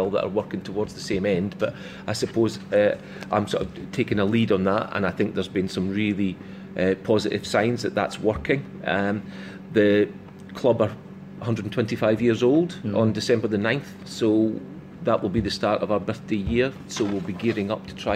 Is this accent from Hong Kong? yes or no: no; Scotland, United Kingdom; also born or lived in Liverpool / Lincoln; now in Newcastle, United Kingdom; Being Scottish